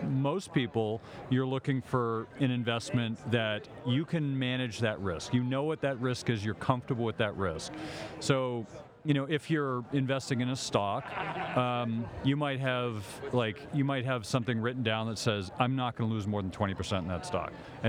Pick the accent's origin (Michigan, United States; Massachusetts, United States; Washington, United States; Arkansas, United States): Massachusetts, United States; Boston; Boston, Massachusetts.